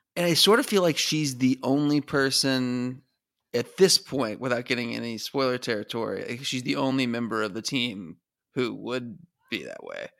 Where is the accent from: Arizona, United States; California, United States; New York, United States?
Arizona, United States; growing up in Arizona